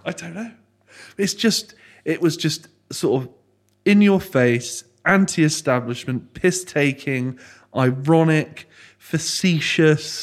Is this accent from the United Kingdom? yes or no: yes; Frome, South West England, United Kingdom; I grew up, born and bred in Froome. So I've been here twenty-eight years.